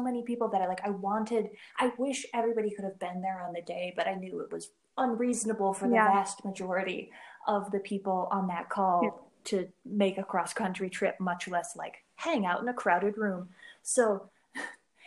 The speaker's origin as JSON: {"language": "English", "region": "Minnesota", "country": "United States", "tie": "born or raised there", "also_born_or_lived": "Albuquerque, New Mexico", "moved": "as an adult", "said": "I was home from Albuquerque. I was visiting Minnesota for the first time since I moved out west"}